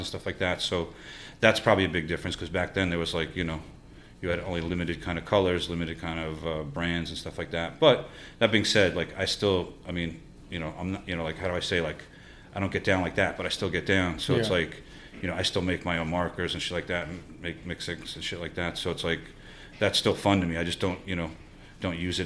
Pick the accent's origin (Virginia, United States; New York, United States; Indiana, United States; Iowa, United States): New York, United States; New York City; I grew up in Forest Hills